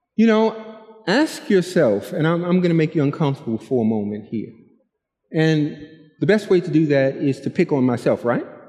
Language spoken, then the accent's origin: English; New York City, New York, United States; I'm from Brooklyn